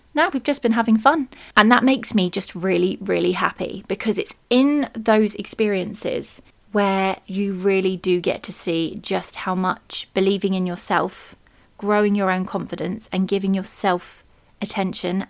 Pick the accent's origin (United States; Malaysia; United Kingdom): United Kingdom